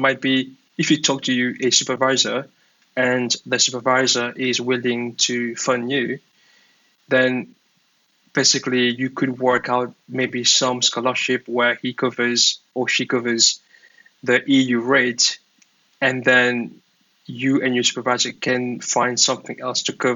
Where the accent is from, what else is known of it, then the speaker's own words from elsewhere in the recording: Mauritius; now in Dublin, Ireland; I'm from Mauritius.